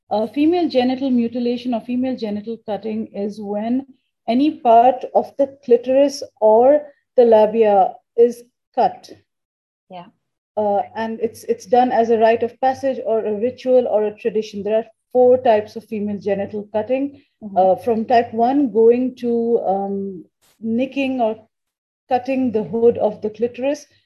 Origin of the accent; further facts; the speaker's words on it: India; So, um, and I, I am originally Indian. Okay. So my family took me back to India. We used to go to India for summer vacations.